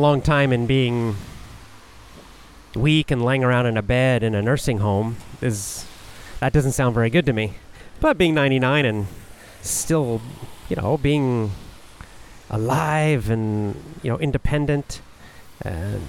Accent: the South, United States; now in Japan; I was raised in the South, in the United States

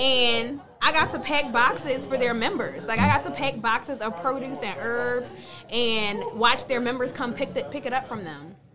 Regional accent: Philadelphia, Pennsylvania, United States; I grew up in Germantown with concrete

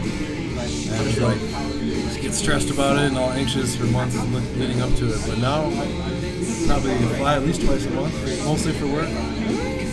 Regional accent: Minneapolis, Minnesota, United States; moved away as an adult; now in Charlotte, United States; Born in 85, lived in Minneapolis until a year ago.

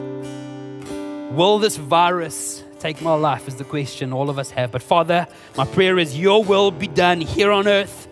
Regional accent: South Africa; first language Afrikaans; English is a second language; I'm actually Afrikaans, and my cousin and I were speaking Afrikaans to one another

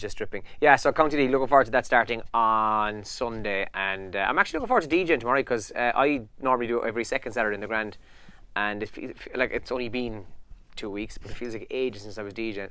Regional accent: Ireland; as Irish people

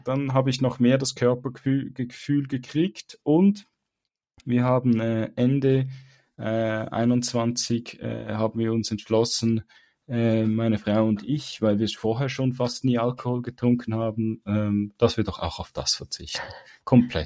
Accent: Switzerland; bei uns in der Schweiz

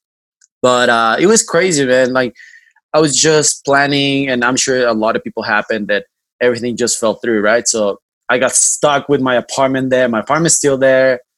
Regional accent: Durango, Mexico; now in New York, United States; I am back in my hometown, Durango

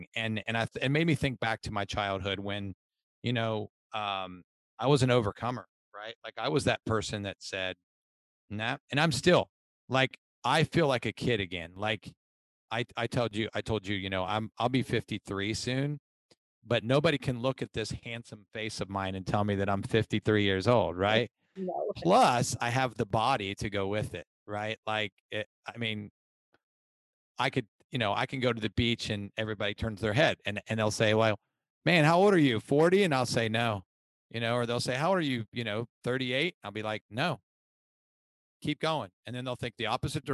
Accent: Ohio, United States; So I am originally from Ohio, went to college. I grew up in an alcoholic father's home

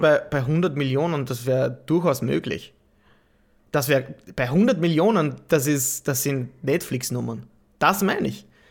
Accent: Austria; als Österreicher

